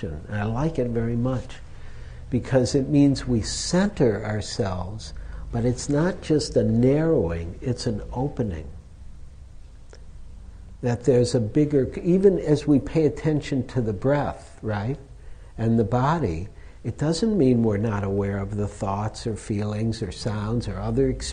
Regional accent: Detroit, Michigan, United States; now in San Francisco, United States; I grew up in Detroit

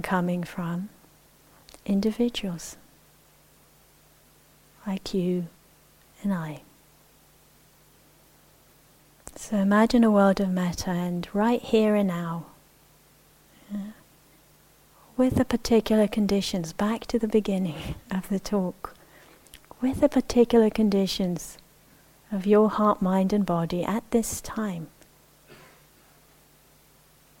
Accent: Israel; I mentioned I grew up in the Middle East. I grew up in Israel, and I'm a Jewish Israeli.

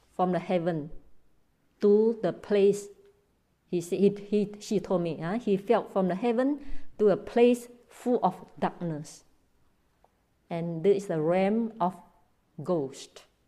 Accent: Malaysia; also born or lived in Myanmar; I live in Malaysia. I'm Malaysian, but I was trained in Burma

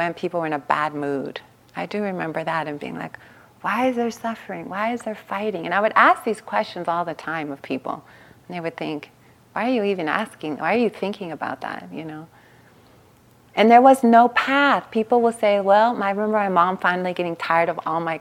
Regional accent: Long Beach, California, United States; I grew up in East Long Beach, Compton border

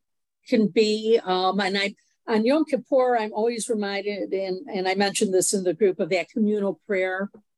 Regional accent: Alexandria, Virginia, United States; from Alexandria, Virginia.

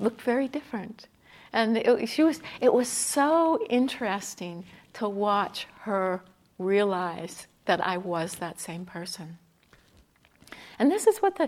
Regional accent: Canada; I'm Canadian

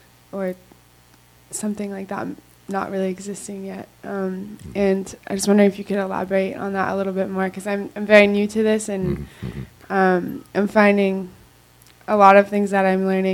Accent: United States; how I've been raised to think as an American

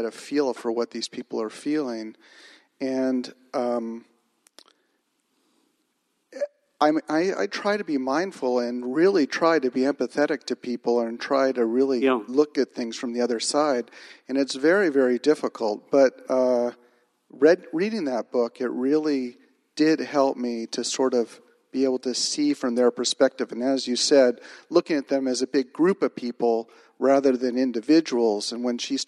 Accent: Marin County, California, United States; I was born and raised here in Marin County

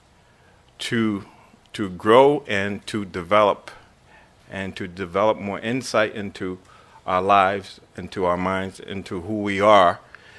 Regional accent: Boston, Massachusetts, United States; I grew up in Boston

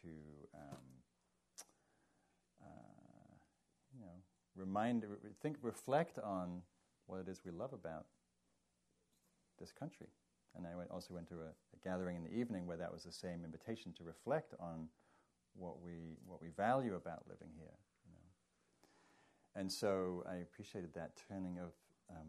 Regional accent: England, United Kingdom; now in United States; being English

